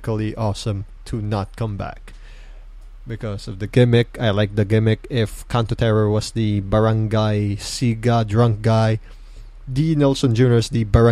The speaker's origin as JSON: {"language": "English", "town": "Mandaluyong", "region": "Metro Manila", "country": "Philippines", "said": "I'm from Mandaluyong. Mandaluyong represent"}